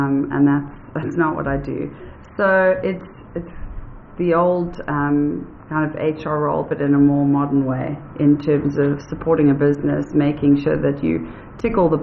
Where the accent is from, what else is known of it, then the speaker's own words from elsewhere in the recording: South Africa; also born or lived in United States; I'm a white female South African